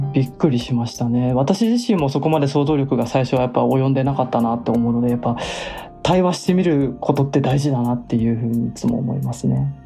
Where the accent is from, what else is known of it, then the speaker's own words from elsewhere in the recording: Japan; 私みたいに日本で生まれ育った人